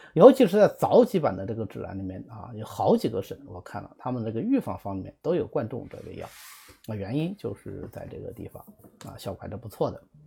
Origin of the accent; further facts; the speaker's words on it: Zhejiang, China; 如果我们浙江人的话，应该是非常熟悉